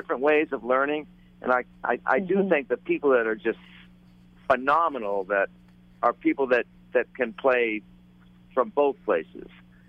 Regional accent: New England, United States; I growing up in New England

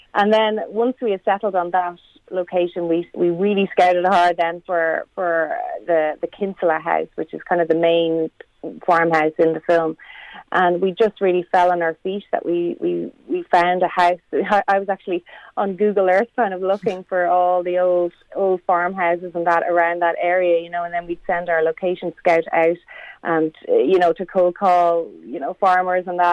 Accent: near Longwood, County Meath, Leinster, Ireland; I'm actually from Meath. I'm from near Longwood, County Meath, a town called Gilbertstown

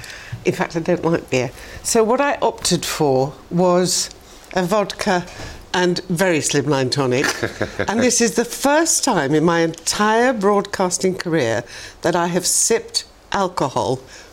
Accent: Barnsley, Yorkshire and the Humber, United Kingdom; In 1950. And so my mother always used to say

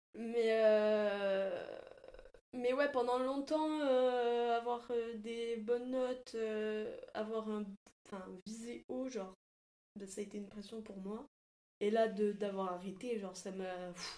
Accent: Toulouse, Occitania, France; moved away as an adult; now in Paris, France; je viens de Toulouse et euh, j'aimais pas trop ma vie là-bas.

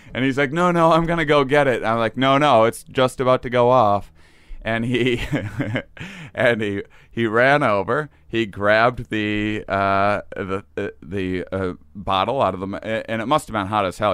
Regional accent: near La Crosse, small town in Wisconsin, United States; moved away as an adult; also born or lived in Boston / New York; I grew up in Wisconsin, small town in Wisconsin.

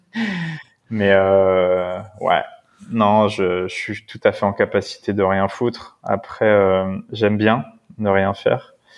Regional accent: La Courneuve, Île-de-France, France; also born or lived in Paris / Brittany; j'ai été élevé dans le 93

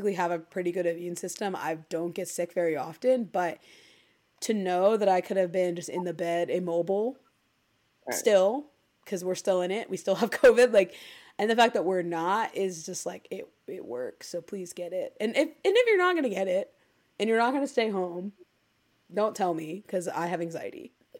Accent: Ohio, United States; we're from Ohio

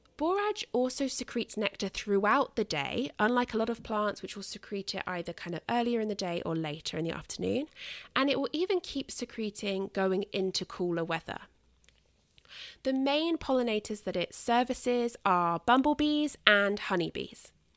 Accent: United Kingdom; accent: British; I am British.

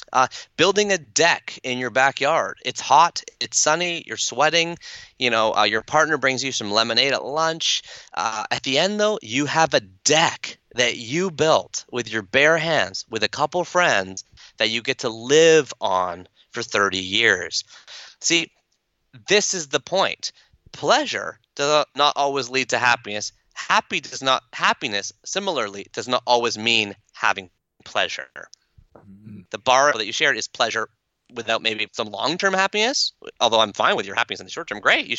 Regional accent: Canada; accent: Canadian; That's my Canadian accent.

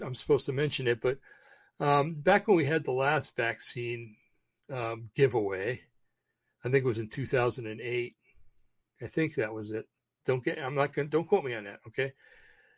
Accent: United States; I'm an American. I've been an American since I was born.

